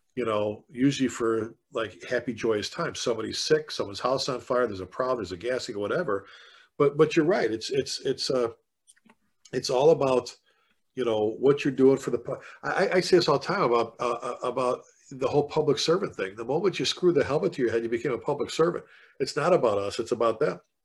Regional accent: Chicago, Illinois, United States; moved away as an adult; now in Texas, United States; being born and raised in the South Side of Chicago, I've been down here in Texas now since 2000

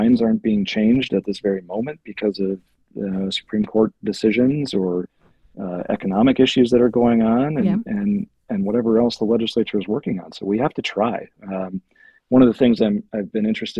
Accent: Manitowoc, Wisconsin, United States; I grew up in Manitowoc

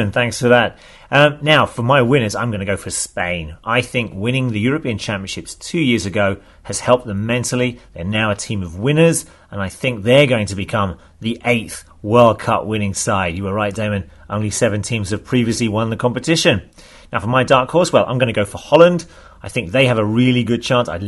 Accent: Kanagawa, Japan; English is a second language; I'm from Kanagawa in Japan.

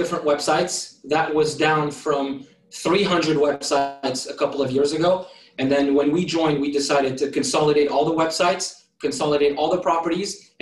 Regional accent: France; English is a second language; moved away as an adult; now in United States; So I was born in France, moved to the United States when I was 18, went to community college, learned English

